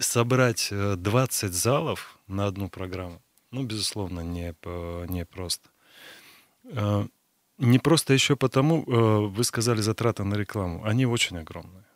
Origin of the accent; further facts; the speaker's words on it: Krasnoyarsk, Krasnoyarsk Krai, Russia; я как красноярец